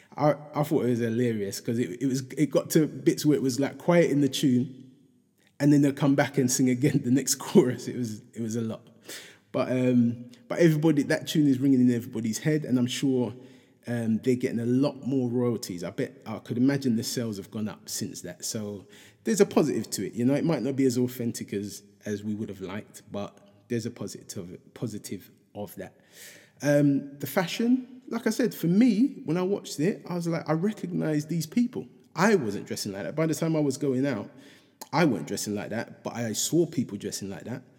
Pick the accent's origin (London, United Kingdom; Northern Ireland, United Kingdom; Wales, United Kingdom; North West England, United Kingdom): London, United Kingdom; me growing up in Hackney